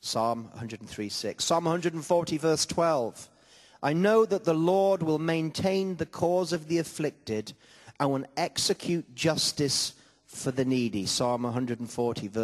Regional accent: Gateshead, North East England, United Kingdom; I was born in Gateshead

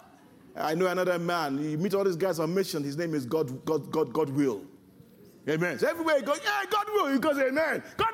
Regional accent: Nigeria; the kind of background culture that I come from as a Nigerian

